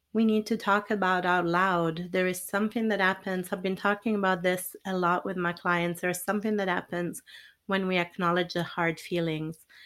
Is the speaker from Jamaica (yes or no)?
no; Italy; moved away; I'm originally from Italy